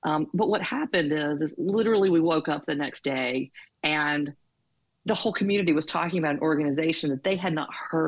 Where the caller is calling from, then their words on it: Birmingham, Alabama, United States; I'm in Birmingham, Alabama.